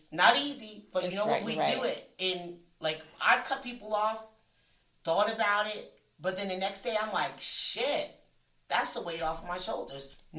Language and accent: English; New Jersey, United States; I'm from Jersey.